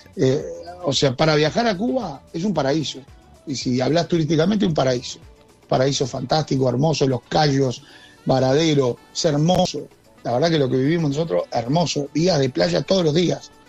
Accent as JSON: {"language": "Spanish", "country": "Uruguay", "said": "acá en Uruguay"}